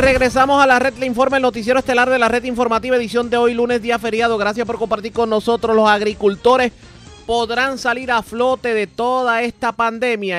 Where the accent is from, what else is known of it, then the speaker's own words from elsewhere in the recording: Puerto Rico; A nosotros como puertorriqueños nos educaron